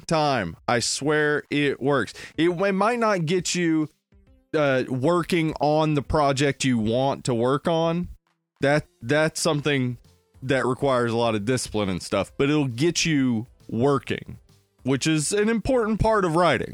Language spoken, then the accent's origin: English; the South, United States; As we're from the South